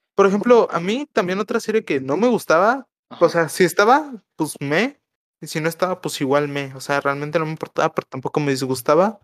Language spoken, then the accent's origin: Spanish; Mexico; como mexicano te lo tengo que reconocer